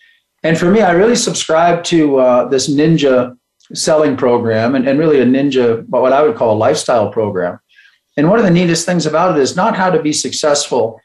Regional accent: Bend, Oregon, United States; now in Colorado, United States; I was born here in Colorado, but grew up in Bend, Oregon.

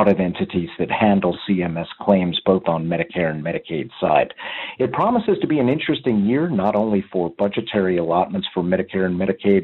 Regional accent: Wisconsin, United States; my hometown of Wisconsin

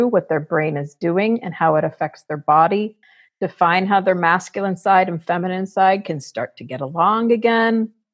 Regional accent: Fort Lauderdale, Florida, United States; I grew up in Fort Lauderdale where wildness is normal.

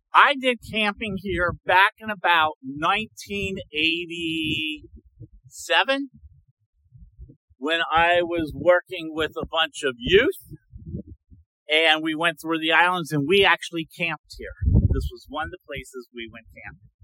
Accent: Cincinnati, Ohio, United States; We come from Cincinnati.

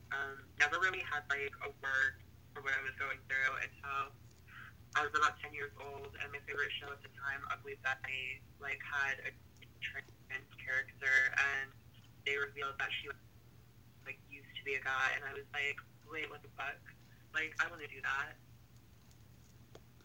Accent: Wichita, Kansas, United States; moved away as an adult; now in Austin, United States; I'm a transgender female from Kansas, and I just moved to Texas

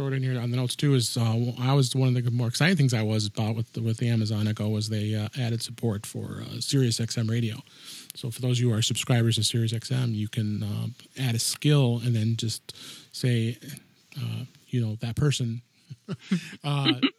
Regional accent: Chicago, Illinois, United States; here in my hometown, Chicago

